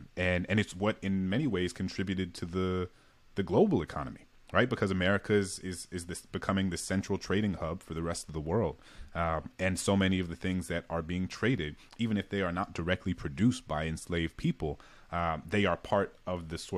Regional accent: the South, United States; I think for me growing up in the South, it was like slavery was this thing that happened in the South and didn't happen in the North

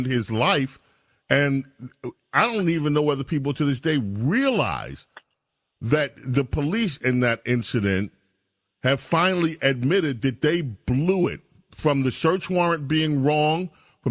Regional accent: New York City, New York, United States; also born or lived in Brooklyn; I grew up in Jamaica, Queens

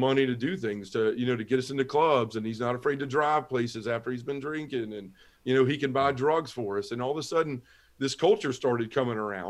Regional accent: Memphis, Tennessee, United States; I was born and raised in Memphis, Tennessee. It's where I live now

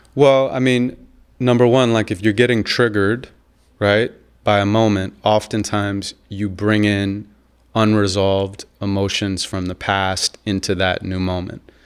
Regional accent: Santa Monica, California, United States; I grew up in Santa Monica, California

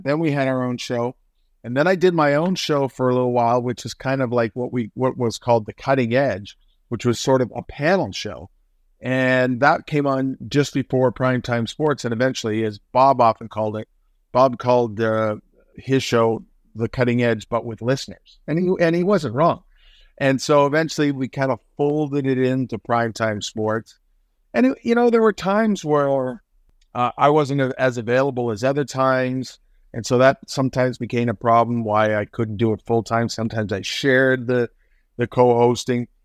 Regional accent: Hamilton, Ontario, Canada; also born or lived in Toronto; I grew up on the Hamilton Mountain and lived there until Well, I went to McMaster for four years, so I guess until I was about twenty-one, then I moved to Toronto

